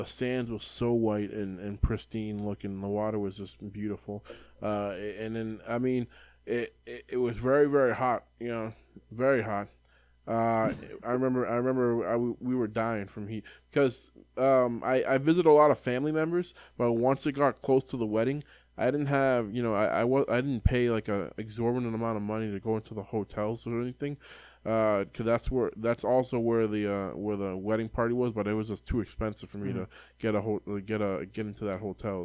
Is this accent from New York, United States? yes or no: no; Lawrence, Massachusetts, United States; I was born in Lawrence, which is like Dominican Republic, basically.